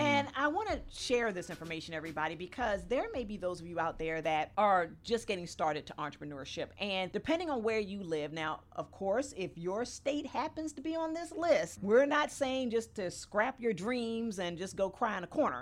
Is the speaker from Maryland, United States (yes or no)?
yes; Maryland, United States; my home state